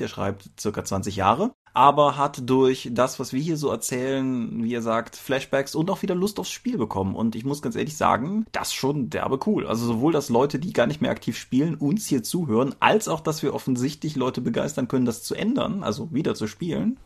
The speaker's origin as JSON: {"language": "German", "region": "Eifel", "country": "Germany", "tie": "born or raised there", "moved": "yes", "said": "ich bin in der Eifel groß geworden, bin immer noch häufig da wegen Freunden und Eltern"}